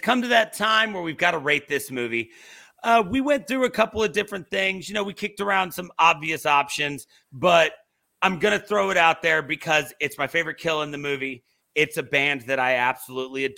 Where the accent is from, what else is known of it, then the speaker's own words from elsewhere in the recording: Virginia Beach, Virginia, United States; I grew up in Virginia Beach, Virginia